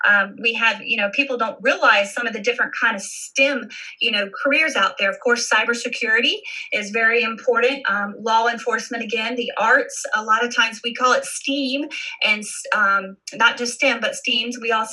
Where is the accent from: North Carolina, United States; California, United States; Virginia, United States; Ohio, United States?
North Carolina, United States; Wilmington; I am a military child, so I lived in different places within the United States. Of course, my hometown is Wilmington, North Carolina